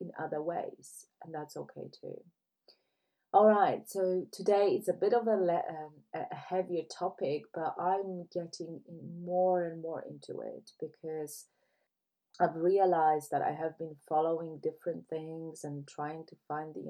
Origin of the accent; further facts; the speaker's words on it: Poland; now in United Kingdom; I left my home country because I couldn't see the tolerance for other people. When you look at Poland, it's predominantly white country